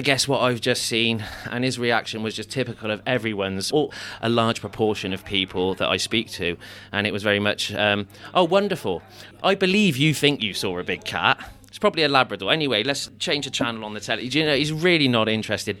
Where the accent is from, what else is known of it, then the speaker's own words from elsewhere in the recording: Stroud, South West England, United Kingdom; my youth in, in in Stroud, growing up in the Stroud Valley